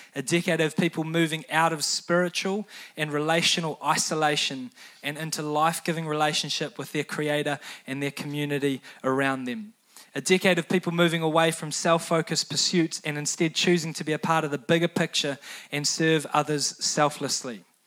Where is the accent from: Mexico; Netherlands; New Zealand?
New Zealand; teenagers growing up in New Zealand